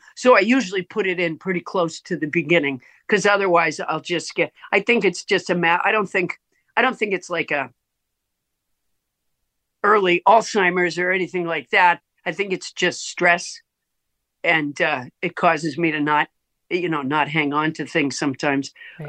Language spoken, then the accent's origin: English; Massachusetts, United States; I'm from Massachusetts originally.